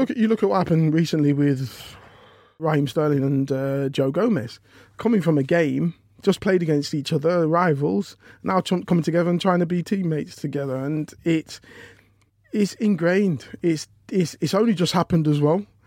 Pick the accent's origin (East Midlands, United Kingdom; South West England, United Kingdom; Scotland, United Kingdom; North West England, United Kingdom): East Midlands, United Kingdom; Leicester; I'm from Leicester